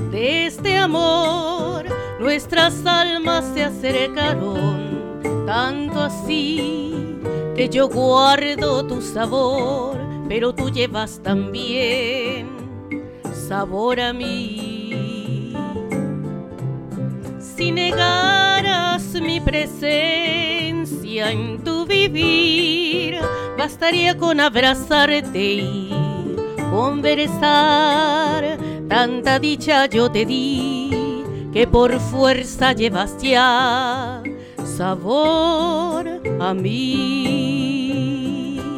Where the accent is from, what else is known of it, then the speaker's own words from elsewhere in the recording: Estación Ruiz, Nayarit, Mexico; now in Tijuana, Mexico; El mes que viene va a ser 20 años que llegué yo aquí a Tijuana, desde Estación Ruiz Nayarit.